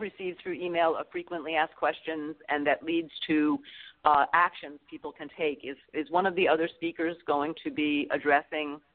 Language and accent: English; Massachusetts, United States; I come from Massachusetts, so my filing was in Boston